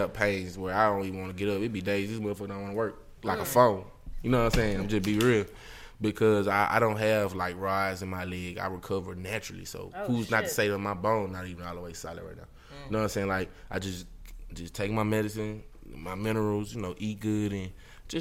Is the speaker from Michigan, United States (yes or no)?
no; Mississippi, United States; born or raised there